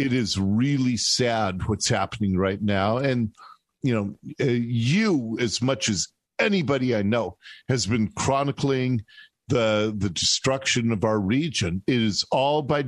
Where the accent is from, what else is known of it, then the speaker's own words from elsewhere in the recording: Seattle, Washington, United States; I was born in Seattle. I was born at Ballard Hospital. And I love this area